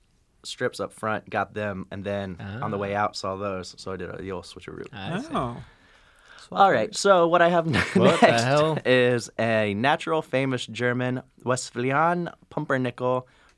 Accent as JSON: {"language": "English", "region": "England", "country": "United Kingdom", "said": "I am from England."}